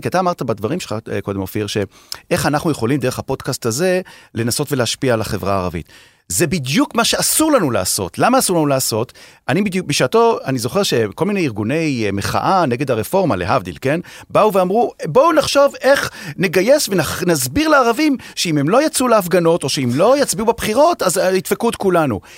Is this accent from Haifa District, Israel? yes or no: yes; Haifa, Haifa District, Israel; אני כחיפאי